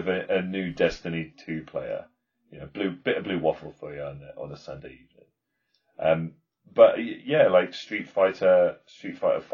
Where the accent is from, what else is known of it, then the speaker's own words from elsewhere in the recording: United Kingdom; I'm British. I'm gonna embrace my Britishness